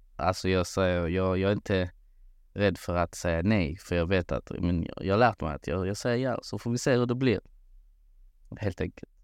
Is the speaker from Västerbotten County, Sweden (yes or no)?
no; Malmö, Skåne, Sweden; moved away as an adult; now in Kristianstad, Sweden; född och uppvuxen i Malmö